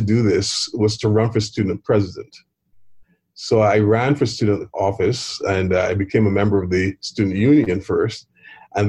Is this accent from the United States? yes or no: no; Barbados; growing up in Barbados